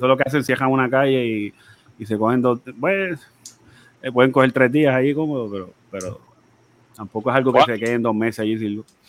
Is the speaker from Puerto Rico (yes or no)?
yes; Bayamón, Puerto Rico; now in Vega Alta, Puerto Rico; Soy de Bayamón, pero vivo en Vega Alta